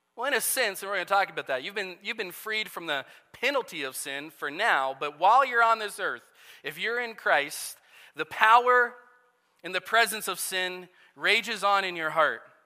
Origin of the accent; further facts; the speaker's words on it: Nebraska, United States; moved away; also born or lived in Iowa; ever since I was a kid, uh, growing up in Nebraska